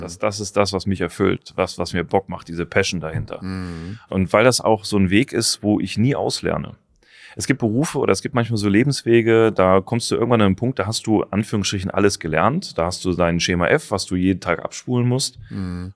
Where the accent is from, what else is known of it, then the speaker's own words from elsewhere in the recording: Taunus, Hesse, Germany; ich bin im Taunus groß geworden, da gab es halt nur Wald.